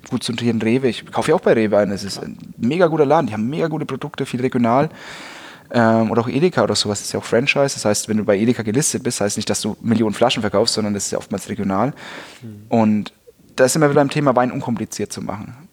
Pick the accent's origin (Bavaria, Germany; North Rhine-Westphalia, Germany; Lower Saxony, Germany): Bavaria, Germany; Also das merke ich halt als Franke auch, weil wir als Franken, wir sind ja immer schon die Underdogs.